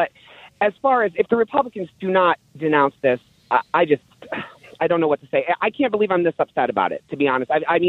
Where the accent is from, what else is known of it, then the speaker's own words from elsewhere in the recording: United States; I, as an American